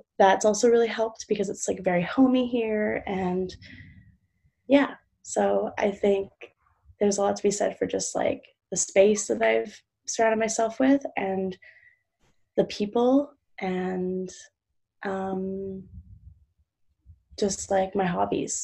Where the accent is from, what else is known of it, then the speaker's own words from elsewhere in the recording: Vancouver, British Columbia, Canada; from Vancouver, British Columbia, Canada